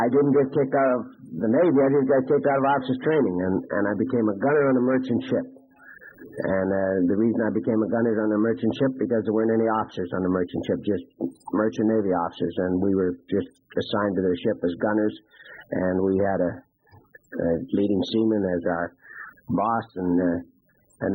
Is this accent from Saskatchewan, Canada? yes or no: yes; Prince Albert, Saskatchewan, Canada; I went back to my hometown